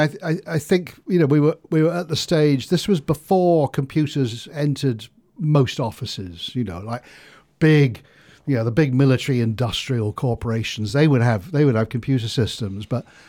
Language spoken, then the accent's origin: English; England, United Kingdom; I was brought up in the Home Counties, just north of London, and was dramatically unsuccessful at school.